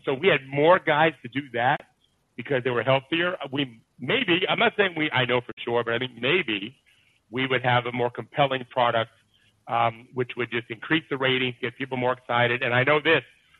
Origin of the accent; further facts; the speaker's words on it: Detroit, Michigan, United States; I'm from Detroit.